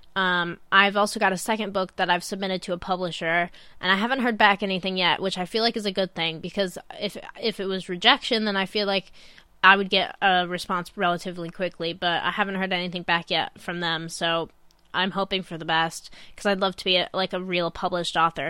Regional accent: Illinois, United States; moved away as an adult; now in Manchester, United Kingdom; some life back in my hometown, in Illinois

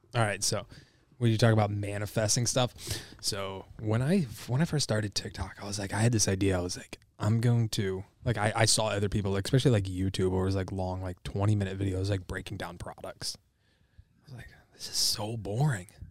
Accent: Michigan, United States; I'm from Michigan

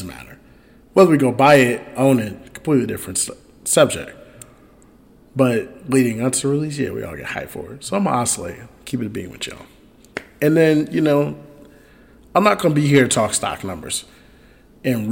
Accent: Chicago, Illinois, United States; it's my hometown team, the Bears

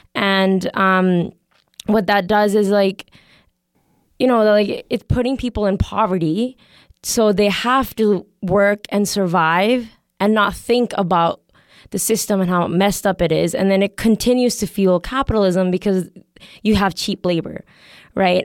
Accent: Canada; I'm also from Canada

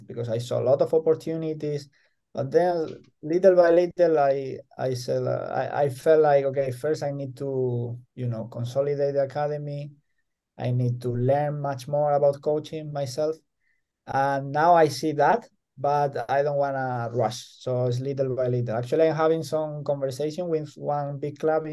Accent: El Puerto de Santa María, Andalusia, Spain; moved away as an adult; also born or lived in Madrid, Spain; now in Jyväskylä, Finland; my hometown, El Puerto de Santa María

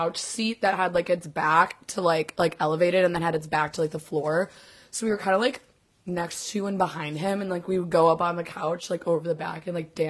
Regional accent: United States; I'm a cold-blooded fucking American.

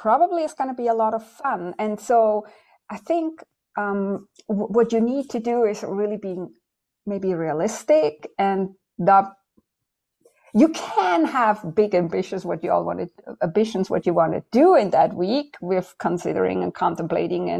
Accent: Switzerland; moved away; I'm right now in Switzerland, this is my home country

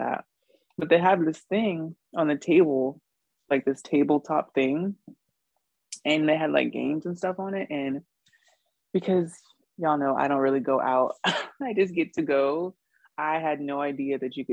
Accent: Charleston, South Carolina, United States; I grew up in West Ashley

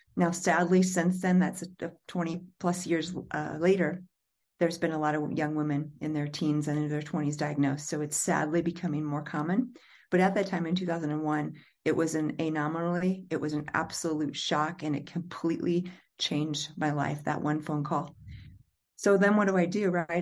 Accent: Illinois, United States; moved away; my hometown of Pure Missouri, Illinois

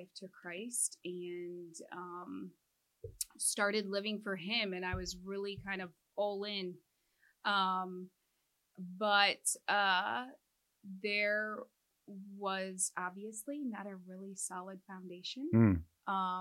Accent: Midwest, United States; I am a Midwesterner, born and raised.

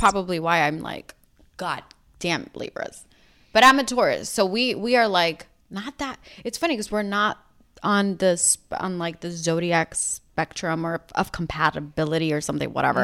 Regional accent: New York City, New York, United States; moved away as an adult; now in Los Angeles, United States; We grew up in Rockaway Beach

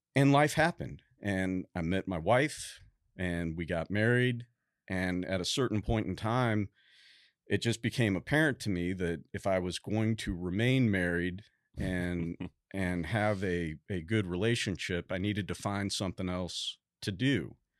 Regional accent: St. Louis, Missouri, United States; moved away as an adult; also born or lived in Boston / Fort Stewart, Georgia / Washington, D.C.; now in Texas, United States; I was born and raised in Saint Louis, Missouri, um, all the way through high school

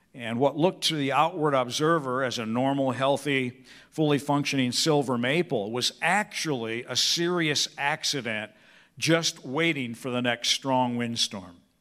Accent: Peoria, Illinois, United States; growing up on Evergreen Circle in Peoria, Illinois

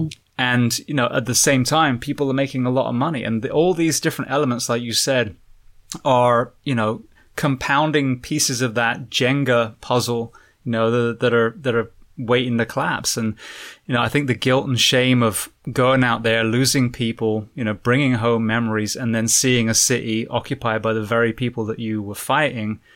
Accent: England, United Kingdom; moved away; I'm a firefighter from England originally

